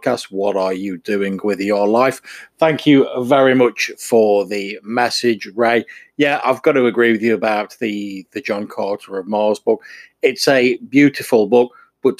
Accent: England, United Kingdom; I'm an English person.

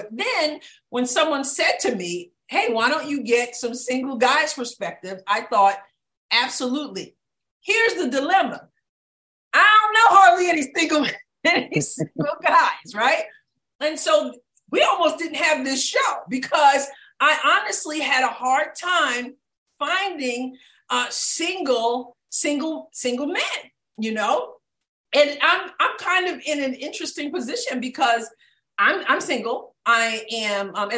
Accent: New York, United States; moved away as an adult; now in Southeast Missouri, United States; I'm from New York

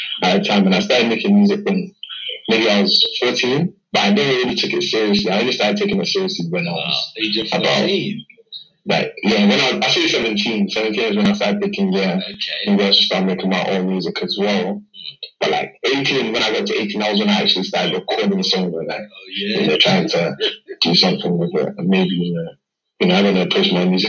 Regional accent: London, United Kingdom; I'm a musician from London, East London, and I'm speaking to you guys from the UK.

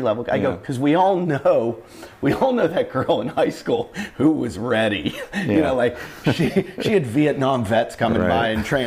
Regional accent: Pittsburgh, Pennsylvania, United States; I grew up in Pittsburgh, and my dad worked with the University of Pittsburgh football team

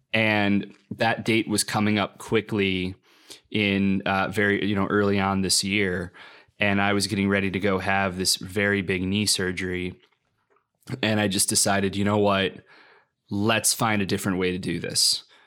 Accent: Lockport, Illinois, United States; moved away; also born or lived in Chicago; I went back to my hometown in Lockport

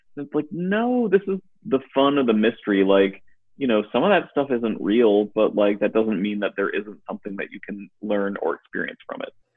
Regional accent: Western Massachusetts, United States; now in Durham, United States; Massachusetts and and Western Massachusetts

